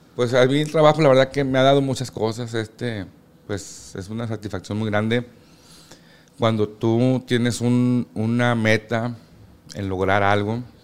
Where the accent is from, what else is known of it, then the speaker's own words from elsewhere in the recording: Culiacán, Sinaloa, Mexico; yo nací aquí en Culiacán y toda la vida viví en, ahí en Tierra Blanca